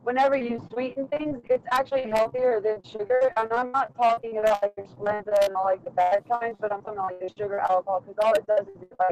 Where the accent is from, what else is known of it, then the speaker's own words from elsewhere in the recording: Louisiana, United States; I am from Louisiana, from deep south Louisiana